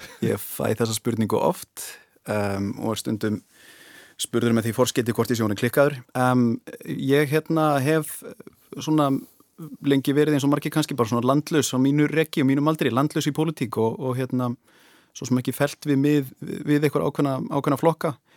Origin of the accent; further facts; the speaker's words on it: Westfjords, Iceland; ég get sagt þetta sem í rauninni vestfyrðingur